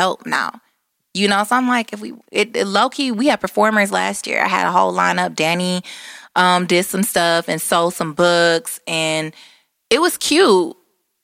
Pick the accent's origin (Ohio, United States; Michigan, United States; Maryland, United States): Michigan, United States; Detroit; we are from the East Side